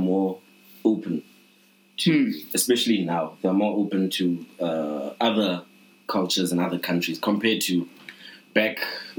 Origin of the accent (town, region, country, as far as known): South Africa